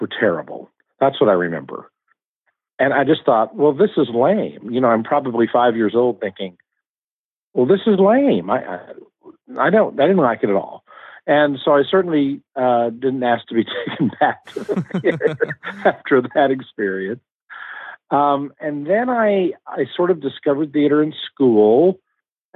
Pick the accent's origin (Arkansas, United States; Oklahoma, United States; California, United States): Oklahoma, United States; Oklahoma City; I grew up in Oklahoma City